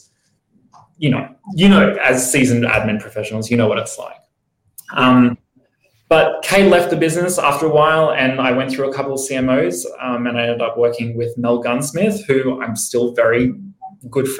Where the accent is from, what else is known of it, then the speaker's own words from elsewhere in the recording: Brisbane, Queensland, Australia; moved away as an adult; now in Sydney, Australia; I grew up in Brisbane